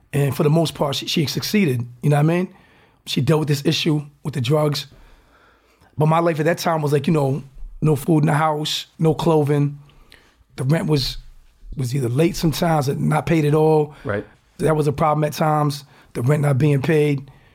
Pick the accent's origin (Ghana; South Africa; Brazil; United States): United States; Newport, Rhode Island